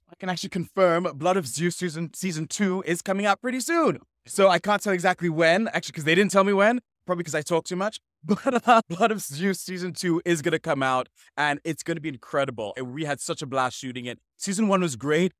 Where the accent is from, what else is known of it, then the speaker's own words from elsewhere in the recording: Sierra Leone; originally I'm from Sierra Leone.